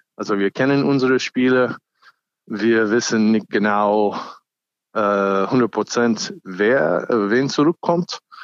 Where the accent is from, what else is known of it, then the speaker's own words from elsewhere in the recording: United States; German is a second language; now in Germany; ich bin auch ursprünglich Amerikaner